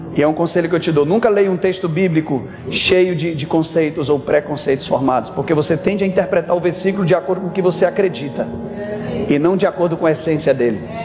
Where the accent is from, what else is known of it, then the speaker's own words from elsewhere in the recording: Salvador, Bahia, Brazil; Eu sou de Salvador, Bahia